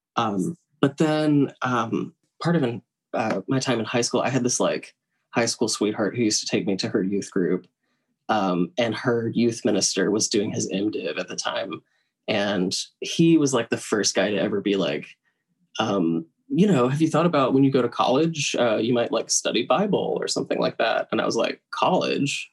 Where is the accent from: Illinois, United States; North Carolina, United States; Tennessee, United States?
Tennessee, United States; moved away as an adult; also born or lived in Brooklyn, New York; now in New York, United States; I am originally from the South. I grew up in Tennessee